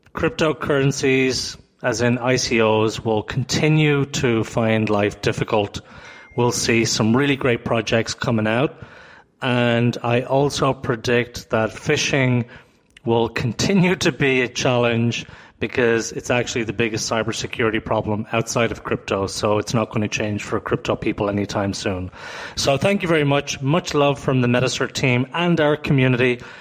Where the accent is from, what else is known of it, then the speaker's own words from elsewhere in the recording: Toronto, Ontario, Canada; I come from Toronto